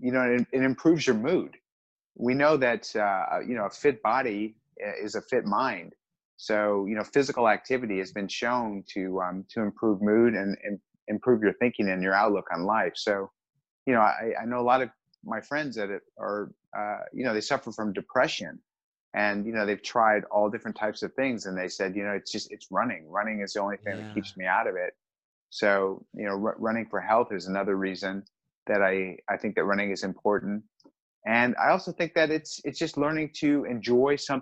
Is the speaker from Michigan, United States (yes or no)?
no; Southern California, United States; I grew up in Southern California, so I surfed my whole life